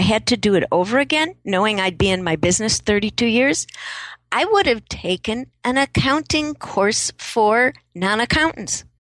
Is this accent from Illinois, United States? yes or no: yes; Chicago, Illinois, United States; moved away; also born or lived in San Francisco; I grew up in Chicago